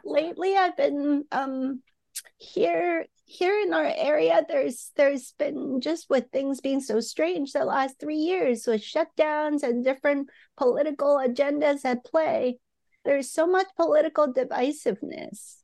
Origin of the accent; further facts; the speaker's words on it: Hong Kong; I grew up in Hong Kong